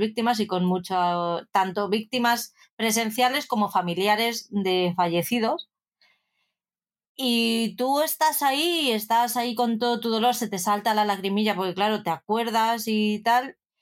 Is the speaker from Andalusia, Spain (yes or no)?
no; Madrid, Community of Madrid, Spain; como buena madrileña